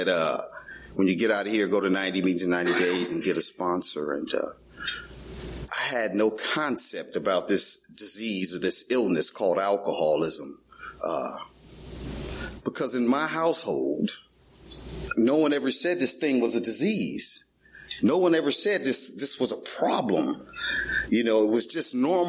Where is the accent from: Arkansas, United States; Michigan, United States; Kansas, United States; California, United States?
California, United States; Los Angeles; I'm born and raised in Venice, California